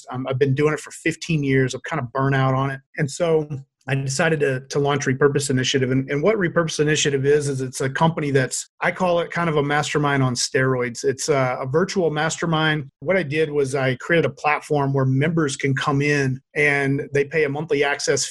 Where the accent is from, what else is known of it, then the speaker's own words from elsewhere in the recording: Louisiana, United States; moved away as an adult; now in Boise, United States; I grew up in Louisiana, but I moved out here to Boise and I've been here ever since